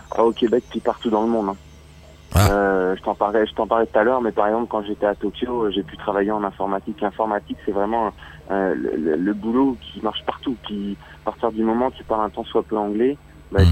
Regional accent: France; accent: French; moved away as an adult; now in Montreal, Canada

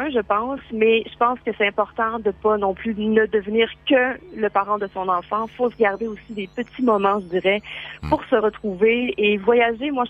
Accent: Saint-Félicien, Quebec, Canada; en fait, c'est une ville. officiellement, c'est une ville. C'est Saint-Félicien. On parle de 10 000 habitants.

